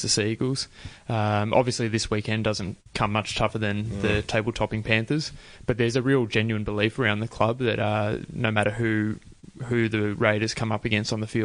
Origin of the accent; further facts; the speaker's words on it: Albury, New South Wales, Australia; moved away as an adult; also born or lived in Wagga Wagga, New South Wales; now in Canberra, Australia; I was born in Wagga and Albury raised